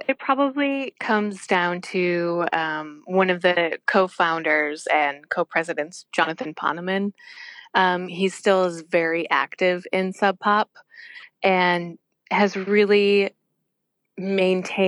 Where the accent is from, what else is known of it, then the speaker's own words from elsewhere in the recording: Wisconsin, United States; moved away; So I grew up in Wisconsin